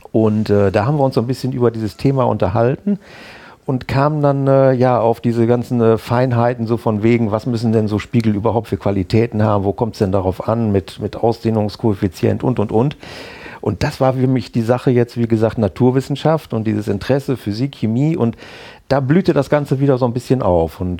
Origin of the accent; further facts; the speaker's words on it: Bad Bentheim, Lower Saxony, Germany; ich äh, komme aus Bad Bentheim, bin dort geboren, aufgewachsen und äh, zur Schule gegangen und eigentlich äh, groß weg von Bentham nie gewesen, bis auf mal eine kurze Zeit äh, in Oldenburg berufsmäßig.